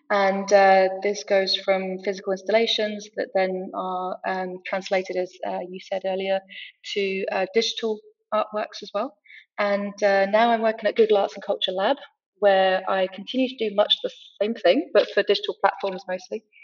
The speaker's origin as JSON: {"language": "English", "region": "Rio de Janeiro", "country": "Brazil", "tie": "born or raised there", "also_born_or_lived": "France / United Kingdom", "said": "uh, Franco British, and I grew up in Brazil in Rio. Um, I've also lived kind of my whole life between all three countries."}